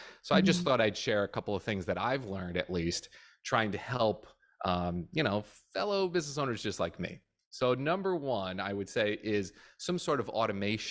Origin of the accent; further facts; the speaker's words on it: New Jersey, United States; now in Florida, United States; I'm from Jersey originally